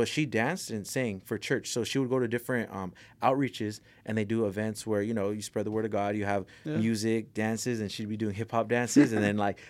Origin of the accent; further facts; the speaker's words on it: Pico Rivera, California, United States; They know … from L.A. You know, I grew up in Pico Rivera and South Armani, so the 562/626, you know, both of them right there.